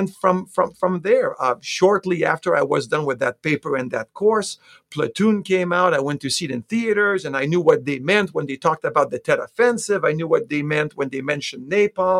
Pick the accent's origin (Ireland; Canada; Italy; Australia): Canada; Quebec City, Quebec; I'm actually from Quebec City in Canada, born and raised in Quebec City.